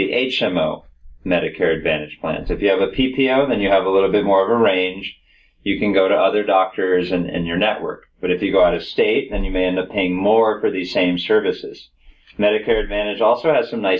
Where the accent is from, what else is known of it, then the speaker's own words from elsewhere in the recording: Palm Beach County, Florida, United States; also born or lived in Colorado; So I grew up here in Palm Beach County